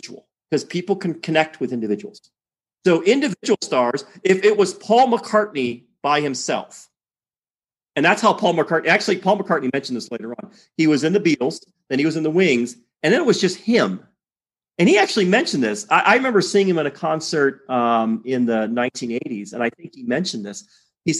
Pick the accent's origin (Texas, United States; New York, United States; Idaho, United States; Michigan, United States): Michigan, United States; Detroit; moved away as an adult; I grew up in Detroit